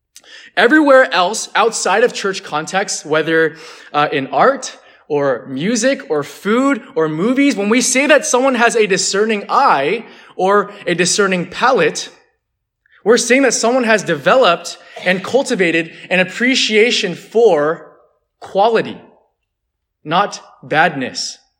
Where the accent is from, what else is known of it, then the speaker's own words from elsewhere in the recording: California, United States; And some of you guys don't know this about me, but I'm actually from the Bay Area, so actually it was a 2-hour drive, not a 9-hour drive.